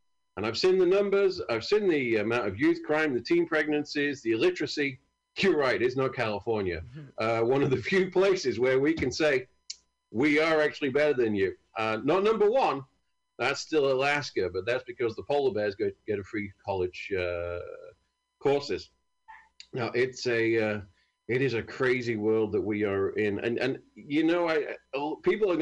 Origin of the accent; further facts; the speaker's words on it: United Kingdom; I'm from a great country